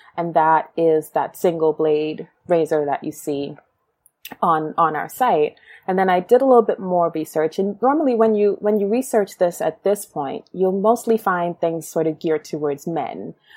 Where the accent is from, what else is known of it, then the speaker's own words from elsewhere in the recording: New York City, New York, United States; also born or lived in Guyana; so I was born in Brooklyn.